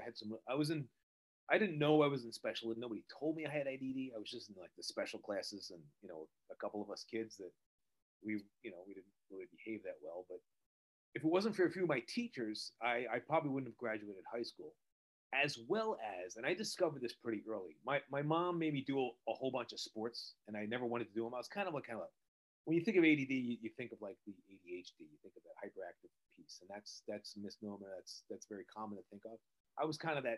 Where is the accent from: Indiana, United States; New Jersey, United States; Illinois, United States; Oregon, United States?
New Jersey, United States; also born or lived in Pennsylvania; I'm from New Jersey. I live right outside New York City